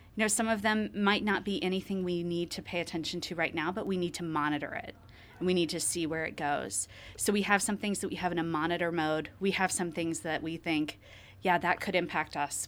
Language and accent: English; Columbus, Ohio, United States; I'm from Ohio, actually. Um, I grew up around Columbus, Ohio